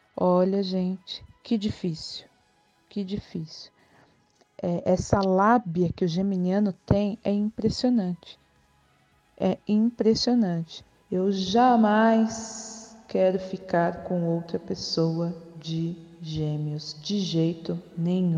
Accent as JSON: {"language": "Portuguese", "region": "São Paulo", "country": "Brazil", "said": "eu sou de São Paulo"}